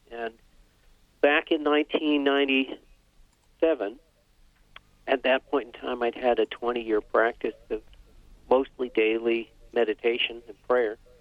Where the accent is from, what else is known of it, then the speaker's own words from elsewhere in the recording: Vermont, United States; I grew up in Vermont, uh, skiing, hiking, uh, hunting, fishing, canoeing